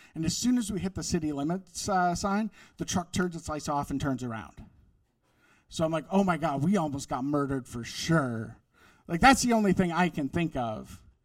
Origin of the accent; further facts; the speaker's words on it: Wisconsin, United States; moved away; I grew up in Wisconsin